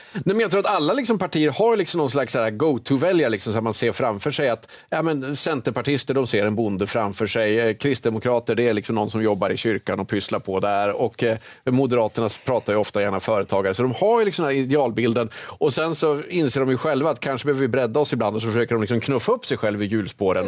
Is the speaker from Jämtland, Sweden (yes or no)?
yes; Jämtland, Sweden; jag är uppväxt i Jämtland